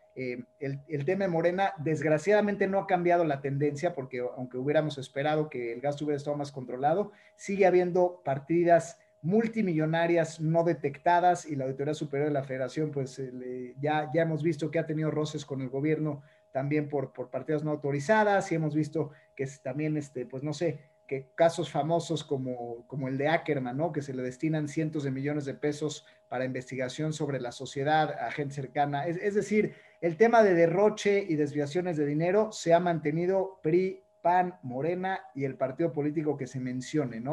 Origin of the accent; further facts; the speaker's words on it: Mexico; nosotros como mexicanos